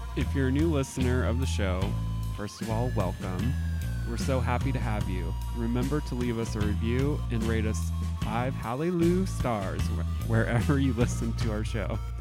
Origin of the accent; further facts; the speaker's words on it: Southern Indiana, United States; I'm from Southern Indiana